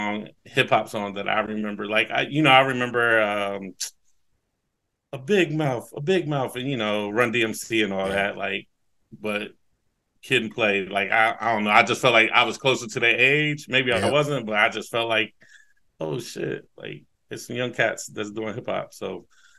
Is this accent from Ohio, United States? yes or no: yes; Newark, Ohio, United States; now in Columbus, United States; I am from the east end of Newark, Ohio, 740.